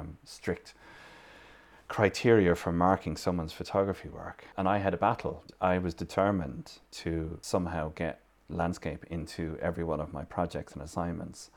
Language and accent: English; Limerick, Munster, Ireland; moved away as an adult; also born or lived in Dublin; now in Kerry, Ireland; I'm originally from Limerick City. I'm living here in Kerry for the best part of most of the last thirty years.